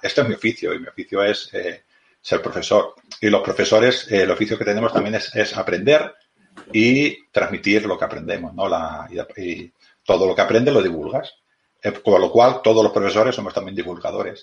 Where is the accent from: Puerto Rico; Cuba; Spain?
Spain; Badalona, Catalonia; soy de Badalona también, soy de Badalona, yo del mismo Badalona